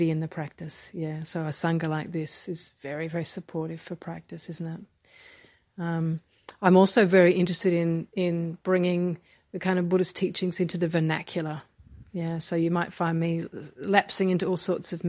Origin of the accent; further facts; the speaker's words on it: Australia; I'm from Australia